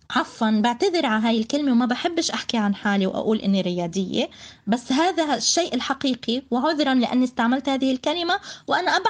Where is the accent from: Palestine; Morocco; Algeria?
Palestine; وأنا ابنة فلسطين